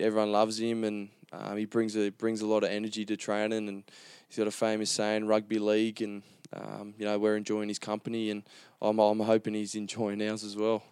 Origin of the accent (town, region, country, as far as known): Gold Coast, Queensland, Australia; born or raised there